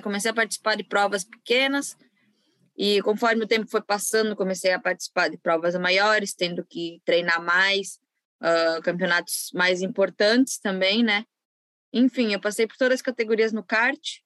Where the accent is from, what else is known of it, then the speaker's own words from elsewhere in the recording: Brazil; also born or lived in western Santa Catarina; eu do, do Brasil